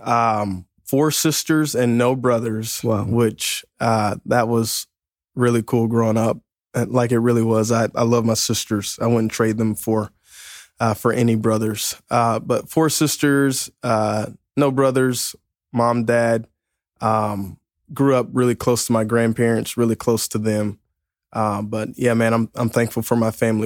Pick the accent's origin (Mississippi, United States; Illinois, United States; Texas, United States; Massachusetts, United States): Mississippi, United States; now in Lexington Park, Maryland, United States; originally from uh, Mississippi, uh, but went to church in Pascagoula, Mississippi